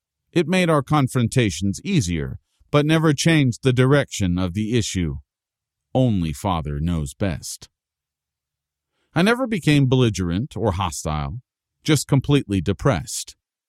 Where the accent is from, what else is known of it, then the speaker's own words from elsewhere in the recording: Paterson, New Jersey, United States; I had the plane pick up and carry my hometown of Patterson to an Iowa cornfield so it could be the second largest city in that state, a step up from third place in New Jersey.